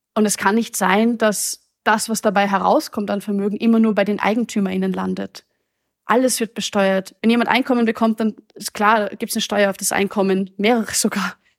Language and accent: German; Austria; Ich komme aus Österreich